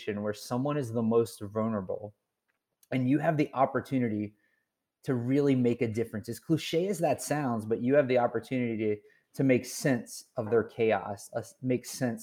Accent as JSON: {"language": "English", "region": "Virginia", "country": "United States", "tie": "born or raised there", "said": "in a small town I grew up in Virginia"}